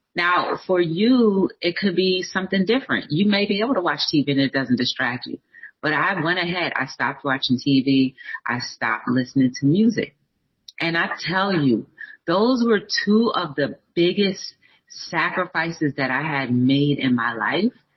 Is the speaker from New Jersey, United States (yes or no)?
yes; New Jersey, United States; I'm from New Jersey